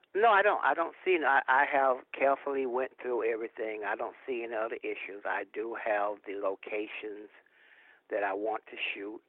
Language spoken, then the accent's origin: English; Atlanta, Georgia, United States; I'm from Atlanta, as you know. I'm from Atlanta. I actually grew up in an area in Atlanta called the Bluff